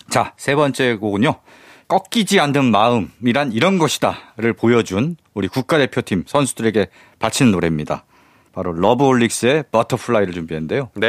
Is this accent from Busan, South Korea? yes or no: no; Bucheon, Gyeonggi Province, South Korea; 제가 또 부천 출신이거든요.